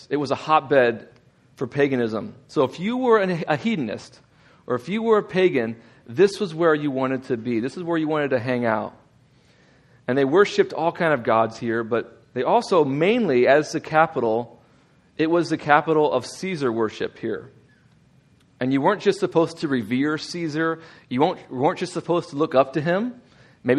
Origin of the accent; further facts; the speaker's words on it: Texas, United States; now in Indiana, United States; I'm from Texas